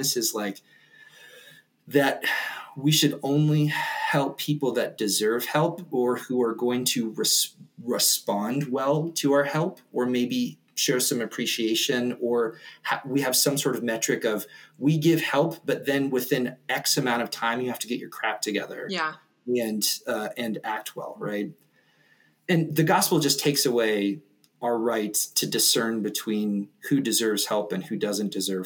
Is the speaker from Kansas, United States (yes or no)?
no; West Virginia, United States; now in Denver, United States; I grew up in West Virginia, and I had a super sort of like fairly sheltered childhood